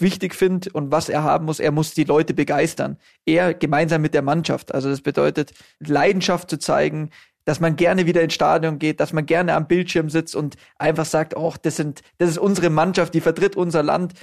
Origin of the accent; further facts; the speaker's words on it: Munich, Bavaria, Germany; wir sind beide in München geboren, äh, unsere Kinder sind auch in München geboren, also alles waschechte Münchner